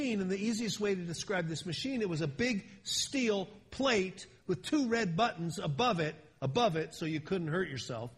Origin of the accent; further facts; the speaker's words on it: Philadelphia, Pennsylvania, United States; moved away as an adult; also born or lived in Miami, Florida; now in California, United States; I've been in California now since 1980, a long time, but I grew up back east. I grew up in Philadelphia